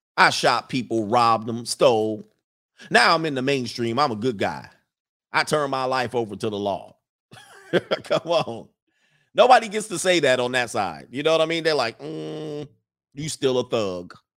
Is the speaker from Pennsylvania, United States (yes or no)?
no; Los Angeles, California, United States; moved away; I grew up in the San Fernando Valley, most of my late teens into my early twenties